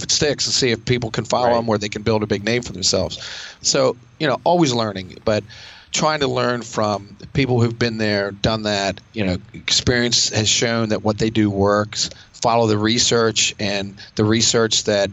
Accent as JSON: {"language": "English", "area": "near Westminster", "region": "Maryland", "country": "United States", "tie": "born or raised there", "said": "I do train in a gym near my hometown"}